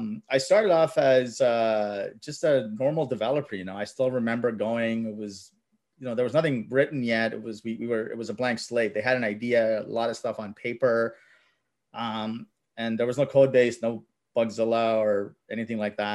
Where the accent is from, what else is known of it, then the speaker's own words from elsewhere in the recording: Mississauga, Ontario, Canada; English is a second language; I grew up in Mississauga. We're immigrants, so we came around late 80s, I think. Didn't know English.